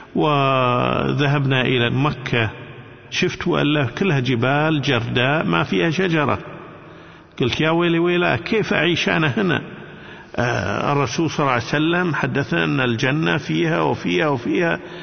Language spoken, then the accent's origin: Arabic; Kuwait; عندنا في الكويت